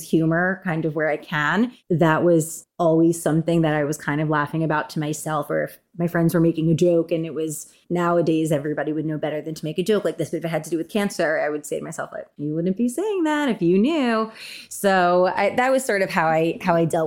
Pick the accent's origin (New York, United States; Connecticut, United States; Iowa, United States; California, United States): New York, United States; a suburb of; moved away as an adult; now in Los Angeles, United States; I grew up in a suburb of New York